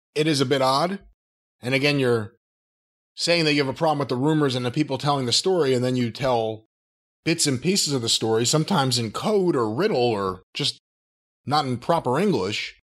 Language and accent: English; New York, United States; I'm a New Yorker